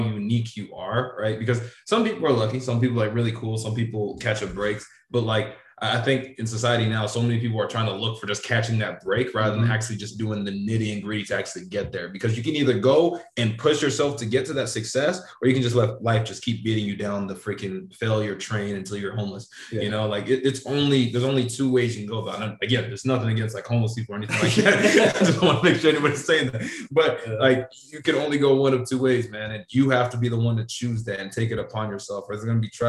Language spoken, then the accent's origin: English; Sacramento, California, United States; moved away as an adult; I'm originally from Sacramento